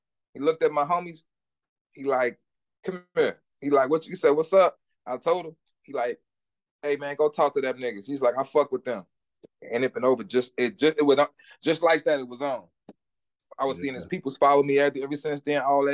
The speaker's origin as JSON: {"language": "English", "town": "Minneapolis", "region": "Minnesota", "country": "United States", "tie": "born or raised there", "said": "I'm from the north side, born and raised"}